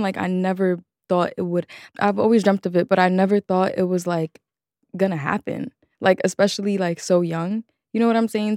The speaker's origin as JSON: {"language": "English", "town": "New York City", "region": "New York", "country": "United States", "tie": "born or raised there", "said": "a childhood in the Bronx"}